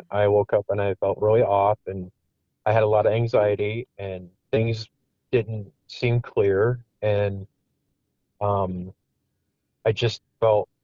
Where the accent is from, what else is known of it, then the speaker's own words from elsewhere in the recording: Wisconsin, United States; moved away as an adult; also born or lived in Iowa; I moved from Iowa to back to my hometown in Wisconsin, and I met, you know, my wife now, Tina, who I went to high school